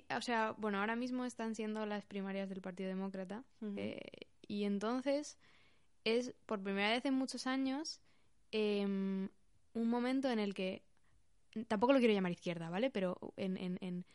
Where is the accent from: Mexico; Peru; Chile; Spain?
Spain; Pamplona, Navarre; soy de Pamplona